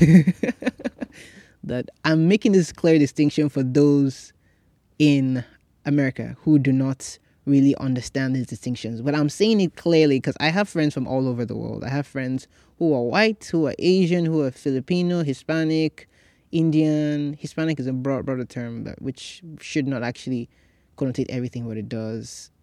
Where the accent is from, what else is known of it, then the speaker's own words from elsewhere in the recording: Nigeria; now in United States; I grew up in Nigeria